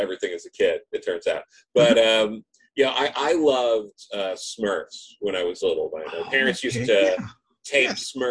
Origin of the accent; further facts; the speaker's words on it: Long Island, New York, United States; I grew up on Long Island.